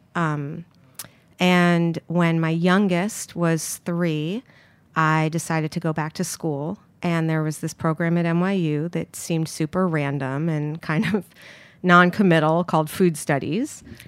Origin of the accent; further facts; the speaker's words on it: New York City, New York, United States; I grew up here in Manhattan